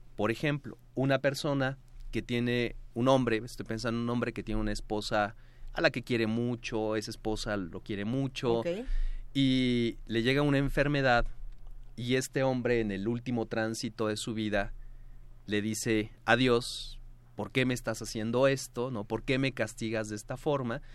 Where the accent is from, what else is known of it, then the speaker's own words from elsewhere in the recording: Mexico; lo que hoy somos, mexicanos